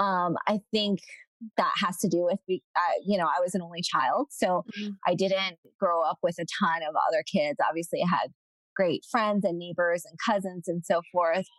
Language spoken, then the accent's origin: English; Southern California, United States; moved away as an adult; also born or lived in China / Philadelphia; I was actually born in China and grew up in Southern California